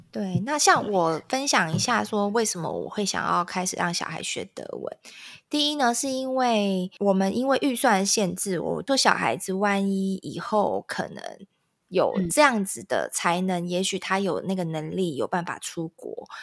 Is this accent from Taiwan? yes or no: yes; Taiwan; 可是我们台湾人，呃，华人会觉得，我八点以前只要进家，这家店，你要等我 shopping 完，你才可以关